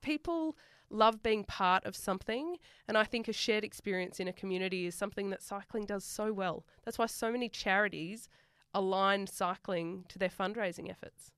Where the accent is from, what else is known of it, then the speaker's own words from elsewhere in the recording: Sydney, New South Wales, Australia; accent: bogan; moved away; I'm from Western Sydney